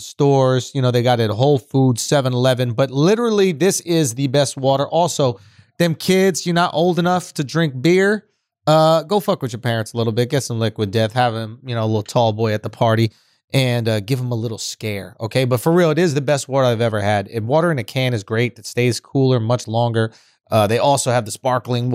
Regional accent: New York City, New York, United States; As a New Yorker

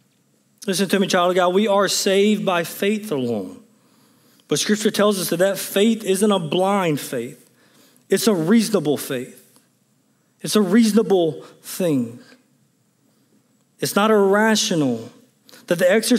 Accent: Jones County, Mississippi, United States; growing up in Jones County, Mississippi

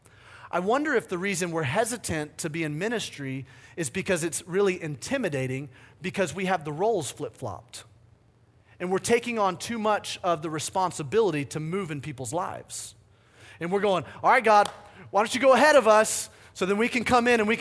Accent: the South, United States; moved away; also born or lived in the Midwest; I grew up in the South

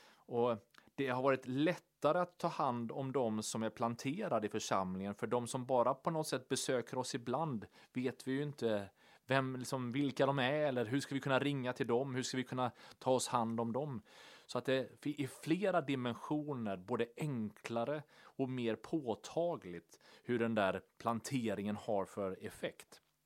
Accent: Sweden; vi läser ofta Bibeln och liksom tolkar den med våra svenska glasögon

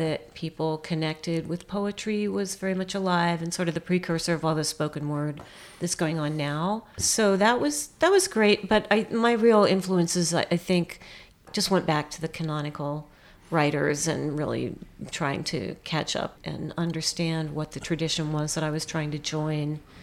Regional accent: United States; as an American poet

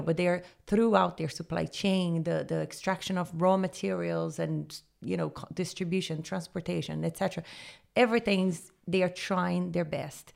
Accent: Rio de Janeiro, Brazil; moved away as an adult; also born or lived in Jamaica / Honduras / Panama; now in Dublin, Ireland; I'm originally from Rio, Brazil

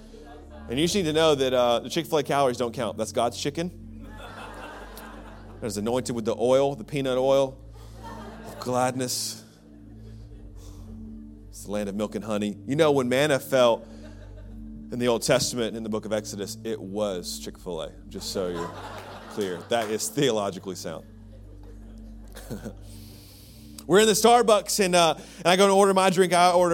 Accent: Birmingham, Alabama, United States; You know, I grew up in Birmingham, Alabama, in the South, and there's a rumor going around that we are friendlier than you.

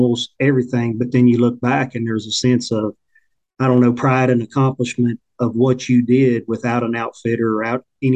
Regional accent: Hurricane, West Virginia, United States; I'm from Hurricane, West Virginia, which is just a little west of the capital city of Charleston.

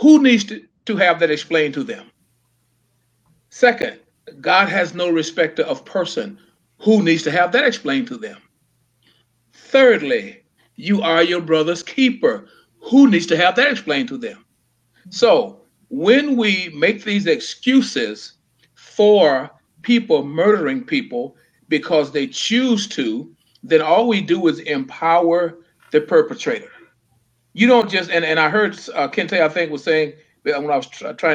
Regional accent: the Jim Crow South, United States; growing up in the Jim Crow South

